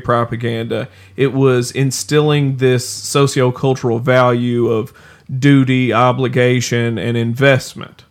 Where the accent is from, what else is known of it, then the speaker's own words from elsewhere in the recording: the South, United States; being from the South